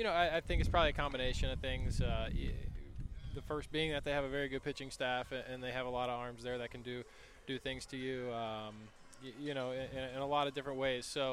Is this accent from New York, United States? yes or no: no; Philadelphia, Pennsylvania, United States; I grew up in the Philadelphia area